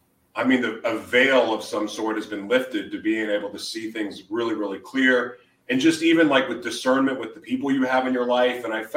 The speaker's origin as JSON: {"language": "English", "town": "Oklahoma City", "region": "Oklahoma", "country": "United States", "tie": "born or raised there", "also_born_or_lived": "Hawaii", "moved": "yes", "said": "I grew up in Oklahoma City. Before I moved away, the May 3rd tornado hit my house. Moved to Hawaii right after that."}